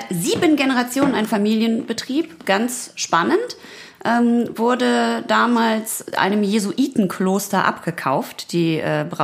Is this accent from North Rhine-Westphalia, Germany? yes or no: yes; North Rhine-Westphalia, Germany; denn ich komme ja quasi direkt von der Grenze von Ruhrpott zu Münsterland.